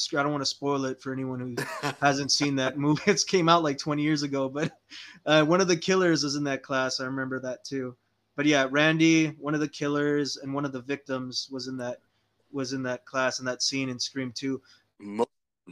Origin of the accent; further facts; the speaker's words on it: Weslaco, Texas, United States; I was born in Wesico, Texas. So I lived in the Rio Grande Valley my entire life